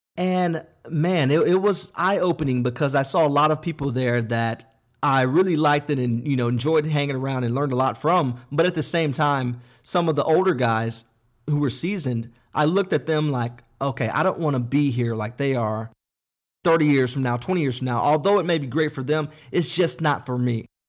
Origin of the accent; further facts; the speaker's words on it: Denton, Texas, United States; I had a great childhood growing up in Denton, Texas, which is thirty minutes north of Dallas